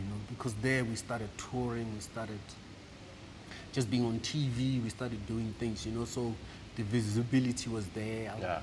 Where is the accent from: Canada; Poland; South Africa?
South Africa; Rustenburg, North West; moved away; also born or lived in Mafula, Delareyville / Johannesburg / Klerksdorp; we moved to uh, Rustenburg